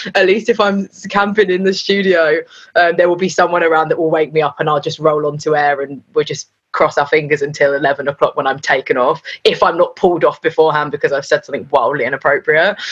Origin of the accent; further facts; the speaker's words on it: London, United Kingdom; I was North London, born and bred.